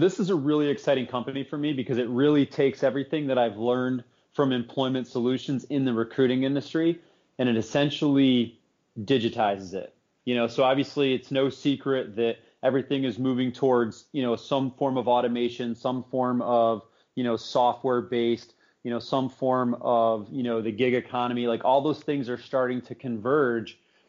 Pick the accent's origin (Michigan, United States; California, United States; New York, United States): New York, United States; Southern Tier; I was born and raised in the Southern Tier, and that's an area that's been kind of cast off, you know, for a long time.